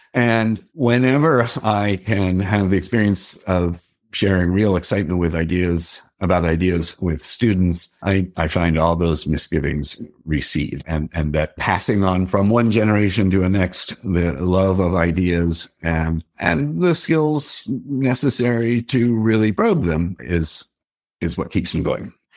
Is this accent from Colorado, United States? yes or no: yes; Denver, Colorado, United States; I grew up in Denver